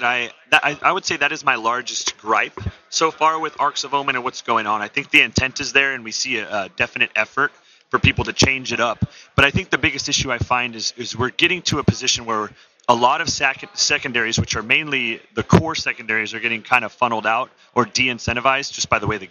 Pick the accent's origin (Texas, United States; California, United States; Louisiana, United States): California, United States; San Diego; I'm from San Diego, California.